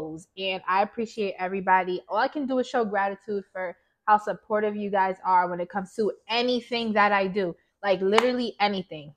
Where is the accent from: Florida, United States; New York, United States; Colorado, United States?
New York, United States; Yonkers; also born or lived in Baltimore; I am from Yonkers, New York